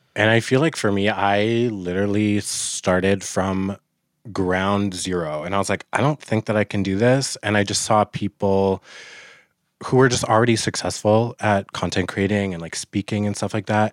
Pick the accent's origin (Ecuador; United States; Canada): Canada; Fort Nelson, British Columbia; also born or lived in Vernon, British Columbia; I was born in Vernon, and I was adopted pretty quickly from my indigenous family, and I was raised in Fort Nelson, B C